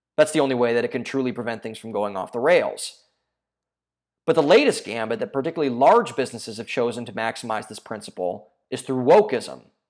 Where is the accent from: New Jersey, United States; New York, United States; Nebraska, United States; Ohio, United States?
Ohio, United States; my home state of Ohio